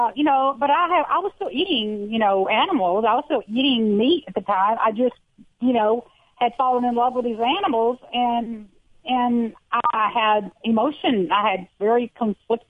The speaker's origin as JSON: {"language": "English", "town": "Houston", "region": "Texas", "country": "United States", "said": "I'm from Houston, Texas. I'm a city girl by nature"}